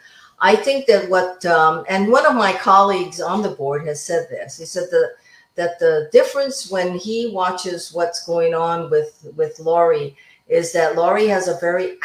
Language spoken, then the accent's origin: English; Waianae, Hawaii, United States; I'm from Waianae, so that's solid Congressional District 2